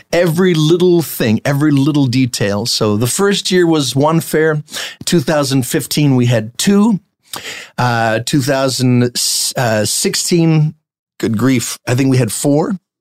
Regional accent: New Jersey, United States; moved away; also born or lived in New York; I grew up in New Jersey

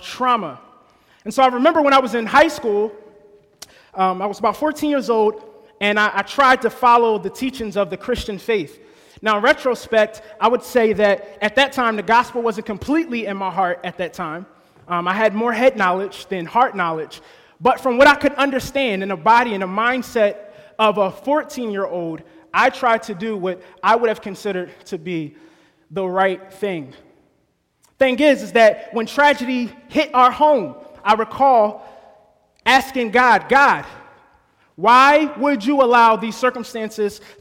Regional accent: New Jersey, United States; I was born and raised in New Jersey

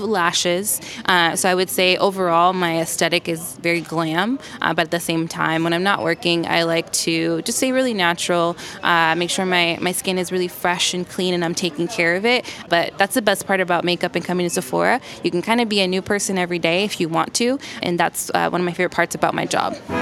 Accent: Los Angeles, California, United States; now in New York, United States; I grew up in Los Angeles

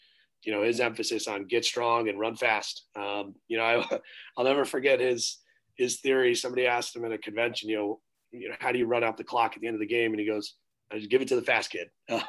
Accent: Albany, New York, United States; moved away; I grew up in the Albany, New York area

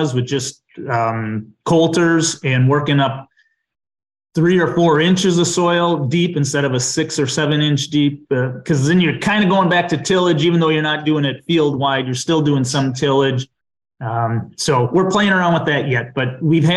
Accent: southwest Dodge County, Wisconsin, United States; also born or lived in Chicago / Beaver Dam, Wisconsin; I grew up on a farm in southwest Dodge County, Wisconsin.

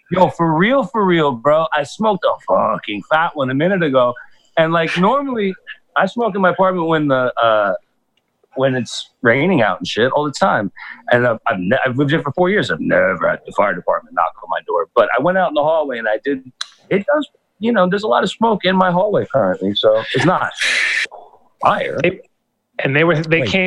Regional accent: New York City, New York, United States; I'm from Brooklyn

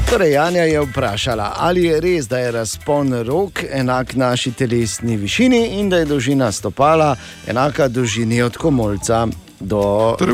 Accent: Slovenia; Slovenci smo vedno bili v špici, eh, ko govorimo o letenju in letalstvu

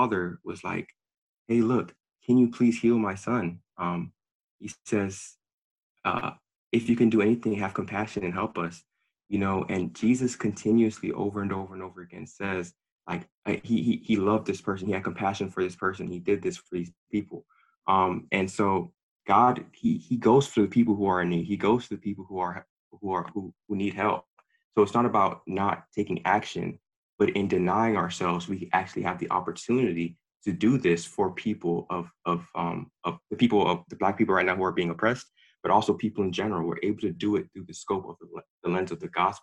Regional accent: United States; have a strong ties to the fact that I'm American

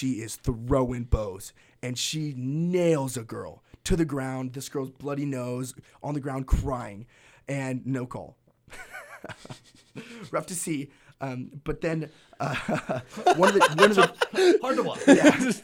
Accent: Tri-Cities, Washington, United States; I'm from the Tri-Cities

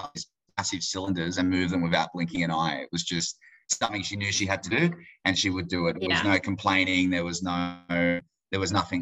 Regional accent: Queensland, Australia; moved away as an adult; now in Papua New Guinea; we're from Queensland

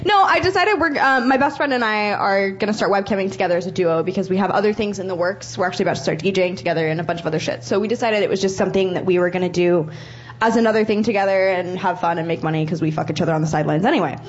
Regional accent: Oregon, United States; moved away as an adult; now in Los Angeles, United States; I'm from Oregon, but I live in Los Angeles the last 3 years, yeah.

